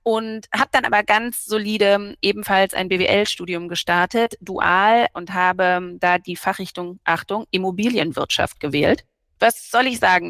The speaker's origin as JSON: {"language": "German", "region": "Berlin", "country": "Germany", "tie": "born or raised there", "moved": "yes", "said": "ich wohne nicht nur in Berlin, ich bin auch gebürtige Berlinerin"}